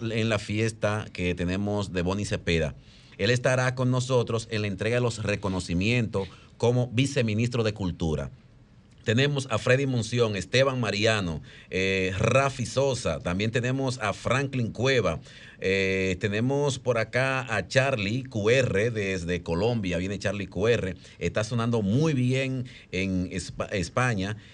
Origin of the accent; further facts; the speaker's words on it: Dominican Republic; now in Spain; estoy en mi país